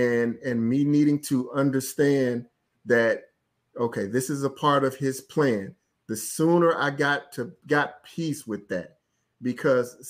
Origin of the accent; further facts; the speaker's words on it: Florence, Alabama, United States; I'm from a small town. I'm from Florence, Alabama